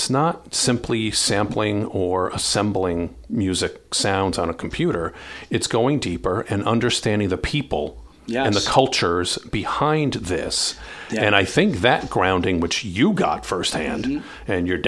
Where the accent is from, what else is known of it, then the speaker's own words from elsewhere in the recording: Ireland; I'm Irish. We love your food.